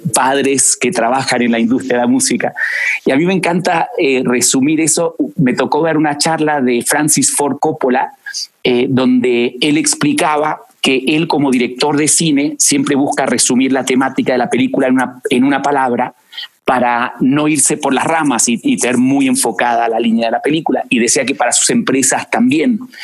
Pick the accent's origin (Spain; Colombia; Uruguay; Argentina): Argentina; moved away as an adult; now in Mexico; Y yo nazco en Argentina, nací en Argentina, eh, con esa dualidad de, ir a colegios británicos, eh, siempre hablamos en inglés en mi casa, pero em, apasionado por Argentina